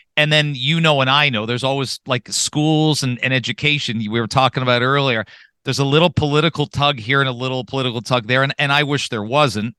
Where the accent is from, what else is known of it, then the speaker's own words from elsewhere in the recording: London, Ontario, Canada; I grew up in London, Ontario